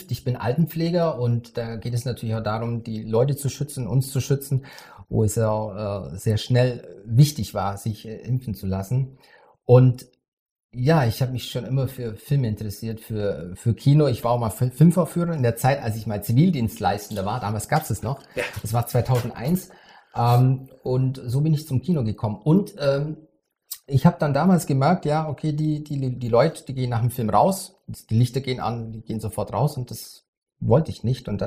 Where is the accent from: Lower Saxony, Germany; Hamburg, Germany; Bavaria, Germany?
Bavaria, Germany; Krumbach; Ich komme aus Bayern, das, also aus Krumbach, das liegt zwischen Augsburg und Ulm.